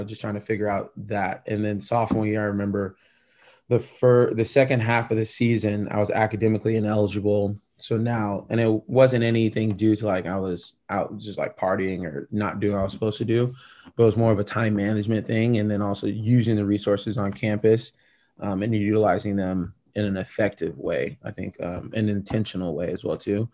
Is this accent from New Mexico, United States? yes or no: no; Oregon, United States; also born or lived in Japan; growing up in Oregon